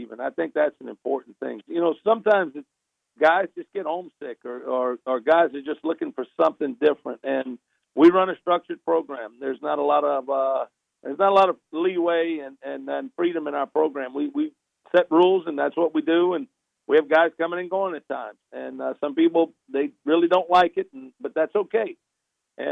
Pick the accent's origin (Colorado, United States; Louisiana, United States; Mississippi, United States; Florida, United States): Louisiana, United States; South; I'm from South Louisiana, born and raised here, played here